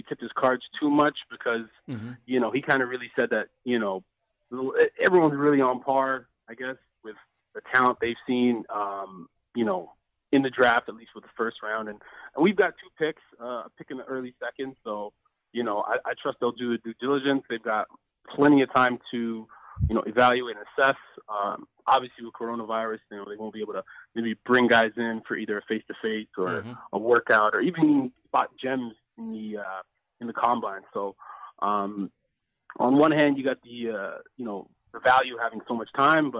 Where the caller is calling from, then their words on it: Edmonton, Alberta, Canada; I'm calling from Alberta, Edmonton, Alberta.